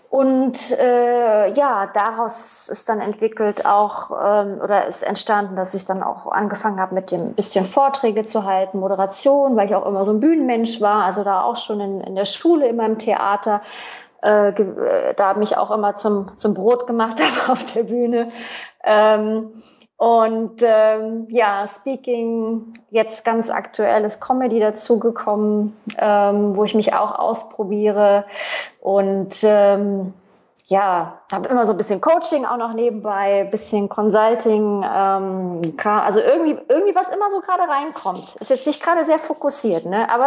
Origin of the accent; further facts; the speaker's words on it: East Germany, Germany; klar, DDR-Kind, ich bin in der DDR aufgewachsen, Wende, ähm, dann Jugend in der, in, der, in der BRD dann, also im gemeinsamen Deutschland.